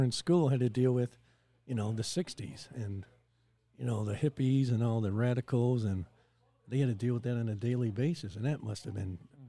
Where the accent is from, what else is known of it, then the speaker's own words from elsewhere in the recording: Chicago, Illinois, United States; I lived at Peterson, Clark and Peterson in there by San.